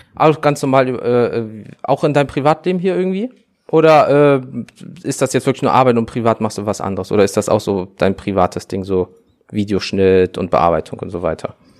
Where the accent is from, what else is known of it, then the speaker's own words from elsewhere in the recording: Wuppertal, North Rhine-Westphalia, Germany; bei uns in Wuppertal